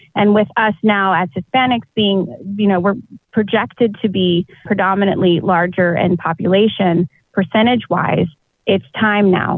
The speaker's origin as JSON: {"language": "English", "town": "Austin", "region": "Texas", "country": "United States", "tie": "born or raised there", "also_born_or_lived": "Chicago, Illinois", "moved": "as an adult", "lives_now": "San Antonio, United States", "said": "I was born and raised in Austin, South Austin, there, almost by Buda. Uh, grew up there"}